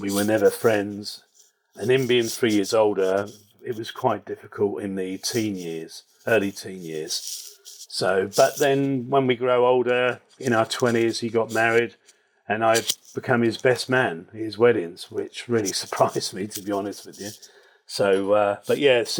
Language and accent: English; Reading, South East England, United Kingdom; I grew up in Berkshire, in Reading in Berkshire.